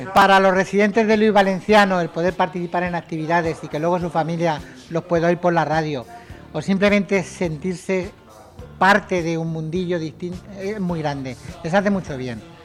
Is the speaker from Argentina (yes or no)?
no; Lumbreras, Spain; moved away; Lumbreras, que es mi pueblo